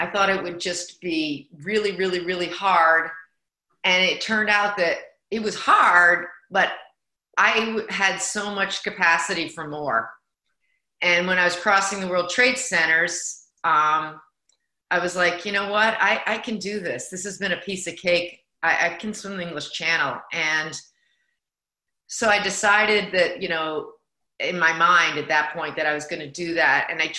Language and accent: English; Pennsylvania, United States; born there; also born or lived in New York / Connecticut; I consider myself an East Coaster still. Lived in New York and Connecticut. I was born in Pennsylvania.